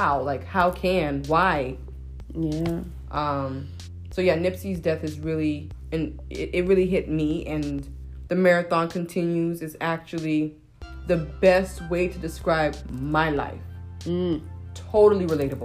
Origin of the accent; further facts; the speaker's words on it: Nigeria; I'm Nigerian